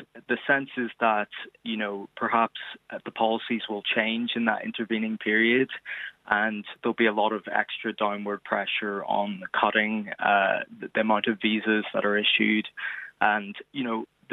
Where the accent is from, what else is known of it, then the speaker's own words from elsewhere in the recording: Derry, Northern Ireland, United Kingdom; moved away as an adult; now in New York, United States; I'm from Derry originally, so I'm here on an Irish passport